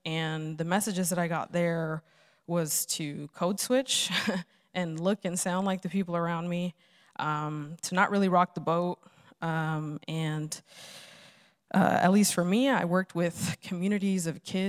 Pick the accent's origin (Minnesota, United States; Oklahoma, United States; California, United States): California, United States; Los Angeles; now in Phoenix, United States; I'm originally from Los Angeles